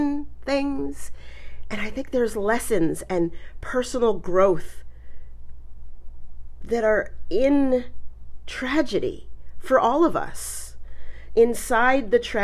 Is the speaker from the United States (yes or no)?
yes; Colorado, United States; also born or lived in New York; I was born in New York and I lived there till I was 9. But I mostly grew up in Colorado